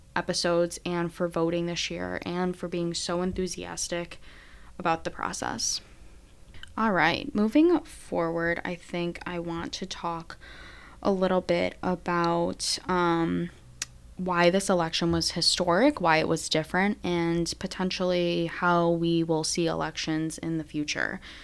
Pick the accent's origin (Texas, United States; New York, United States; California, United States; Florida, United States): New York, United States; Syracuse; my hometown, is first Syracuse alum